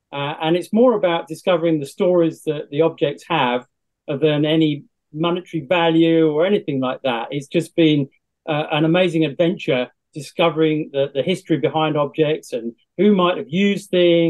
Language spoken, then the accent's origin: English; South West England, United Kingdom; I'm a Cornish treasure hunter and I love digging up all sorts of extraordinary objects